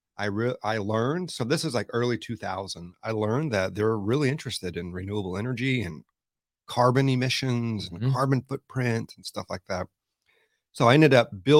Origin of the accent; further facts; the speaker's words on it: Pasadena, Texas, United States; I grew up in Houston in the suburbs, on the southeast side in Pasadena